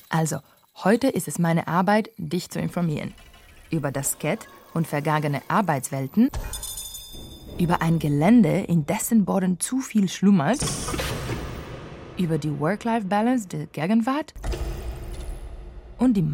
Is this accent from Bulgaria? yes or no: yes; Varna, Varna Province, Bulgaria; Outsourcing-Unternehmen Regiocom am bulgarischen Standort Varna am Schwarzen Meer. Also, hier in meiner Heimatstadt.